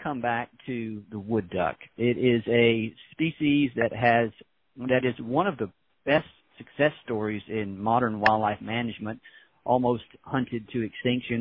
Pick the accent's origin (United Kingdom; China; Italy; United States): United States; Mississippi; I grew up in Mississippi